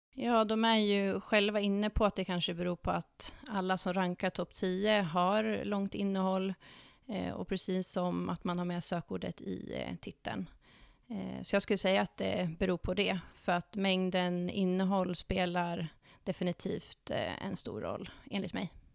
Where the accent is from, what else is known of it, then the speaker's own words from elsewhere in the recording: Dalarna County, Sweden; moved away as an adult; now in Stockholm, Sweden; Jag kommer från eh, Dalarna, men har bott i Stockholm i snart åtta år